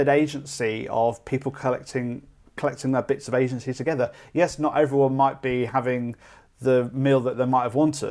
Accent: Derby, East Midlands, United Kingdom; I'm from Derby. And when I was growing up, going into town was a thing that you did

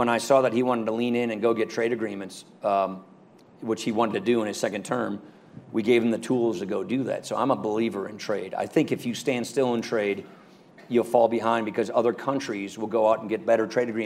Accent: Wisconsin, United States; that's the thing we say in Wisconsin

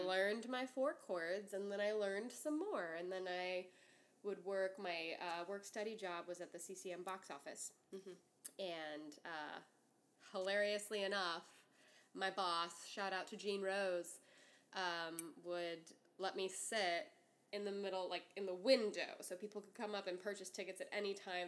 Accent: north shore of Lake Pontchartrain, Louisiana, United States; I grew up on the north shore of Lake Pontchartrain

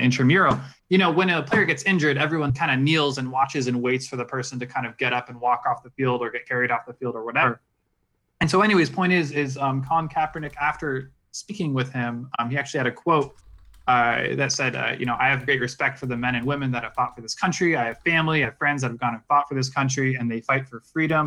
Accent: Virginia Beach, Virginia, United States; also born or lived in New York; now in Utah, United States; I'm from New York. I was born there, at least. I'm not, like, I didn't grow up there. I grew up in Virginia Beach

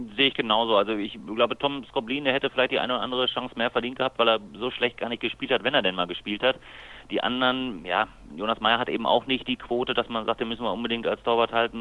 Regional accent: Lemgo, North Rhine-Westphalia, Germany; bin ich noch gebürtiger Lemgo

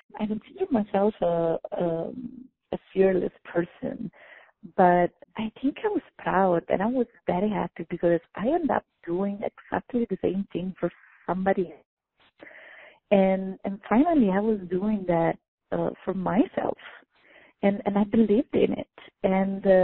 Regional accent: Italy; moved away; born and raised in Italy

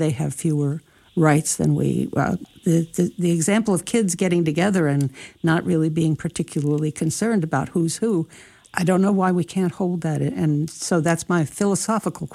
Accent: New Jersey, United States; I'm from New Jersey.

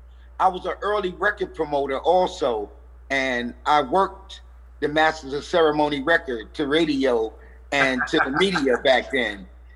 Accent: New York City, New York, United States; When I moved from the Bronxdale Projects, I moved to an area called Highbridge, which is about 12 blocks from where we're currently building a museum at.

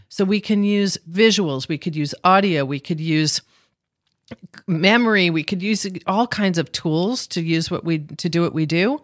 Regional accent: Scarsdale, New York, United States; We grew up in Scarsdale, New York, and it was, it was just a very great time to grow up in the sixties

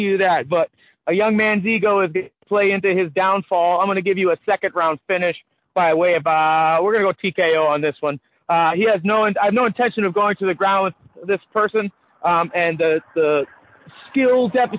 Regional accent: Massachusetts, United States; I grew up in Massachusetts.

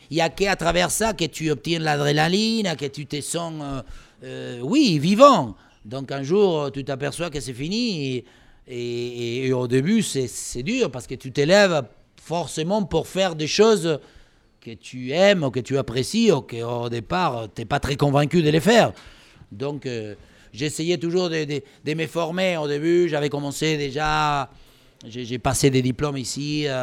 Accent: Pampas, Argentina; French is a second language; moved away as an adult; now in France; moi, je venais de la Pampa, encore une fois, les chevaux, les vaches et les moutons, la tour Eiffel.

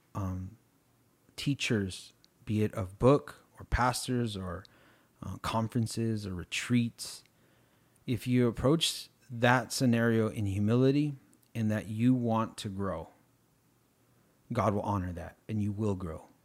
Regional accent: United States; I'm too American

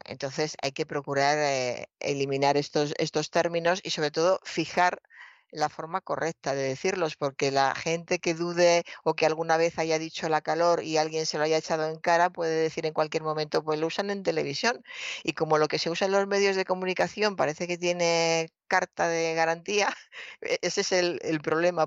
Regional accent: Toledo, Castilla-La Mancha, Spain; mi infancia en Toledo

